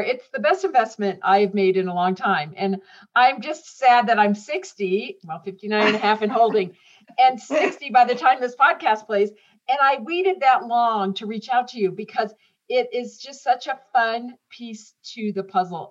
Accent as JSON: {"language": "English", "region": "Indiana", "country": "United States", "tie": "born or raised there", "said": "I grew up in Indiana"}